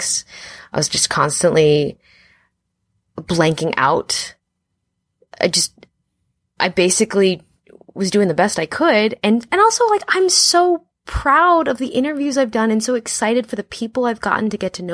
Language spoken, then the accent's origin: English; Los Angeles, California, United States; I grew up in Los Angeles, born and raised